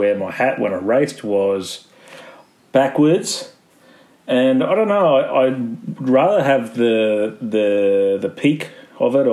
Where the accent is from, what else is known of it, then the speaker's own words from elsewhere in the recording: Bundaberg, Queensland, Australia; moved away; also born or lived in Europe; where I grew up in Bundaberg